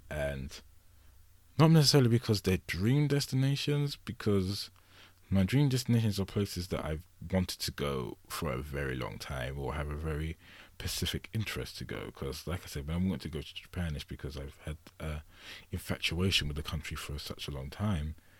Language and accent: English; England, United Kingdom; I'm from England.